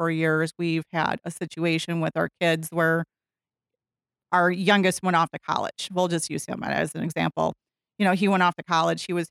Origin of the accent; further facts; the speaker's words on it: Nekoosa, Wisconsin, United States; now in Wisconsin Rapids, United States; I grew up down in Nakusa, so hometown of Nakusa, go paper makers